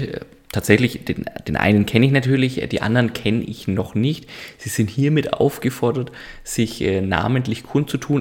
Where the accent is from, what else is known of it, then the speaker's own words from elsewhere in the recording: Franconia, Bavaria, Germany; Muss ich als Franke nachfragen